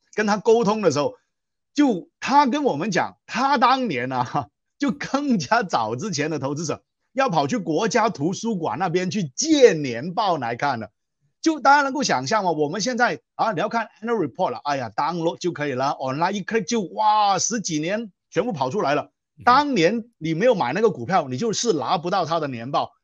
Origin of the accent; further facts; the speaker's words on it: Guangzhou, Guangdong, China; first language Cantonese; Chinese is a second language; moved away as an adult; now in Malaysia; 我的家乡是中国广州了哈。呃，那我是广东人